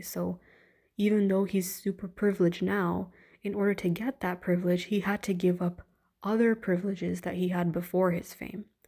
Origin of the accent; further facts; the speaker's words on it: Canada; I'm Indian, Canadian, and living in a, in a Western kind of country